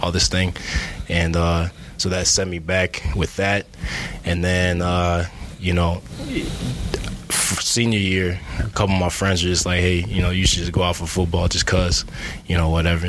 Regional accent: Iowa City, Iowa, United States; I'm from Iowa City, City High, not West High.

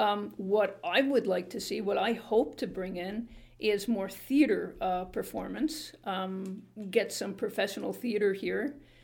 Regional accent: Montreal, Quebec, Canada; also born or lived in Toronto / Edmonton; now in Brockville, Canada; I grew up in Montreal, and I lived in Toronto for 35 years with a brief foray into Edmonton.

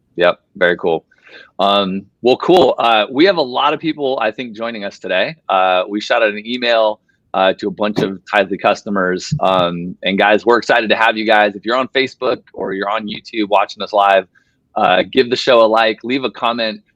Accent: Las Vegas, Nevada, United States; moved away; I'm from Las Vegas originally

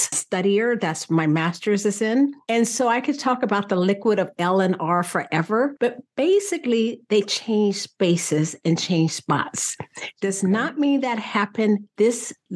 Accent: central Kansas, United States; also born or lived in Missouri; I'm actually from Kansas, from central Kansas

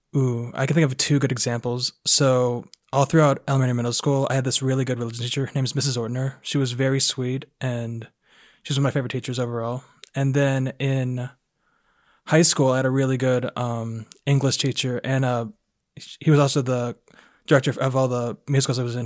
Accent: Aiken, South Carolina, United States; I am from Aiken, South Carolina

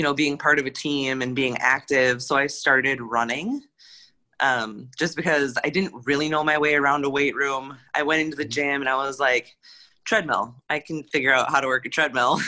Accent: Austin, Minnesota, United States; moved away as an adult; now in Minneapolis, United States; I'm from Austin, Minnesota

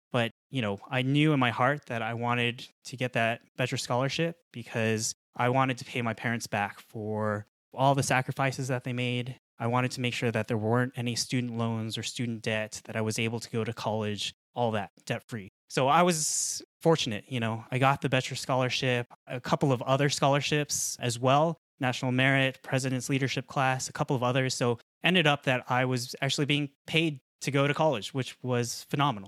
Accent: Colorado, United States; I was born in Colorado. I grew up in Colorado.

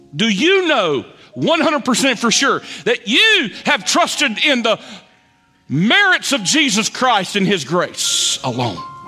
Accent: Lexington, North Carolina, United States; moved away; also born or lived in Raleigh, North Carolina; my hometown of Lexington.

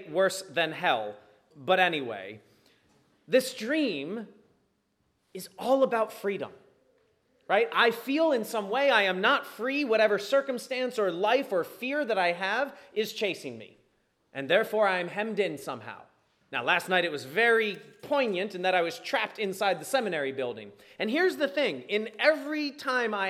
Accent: United States; I am an American by birth

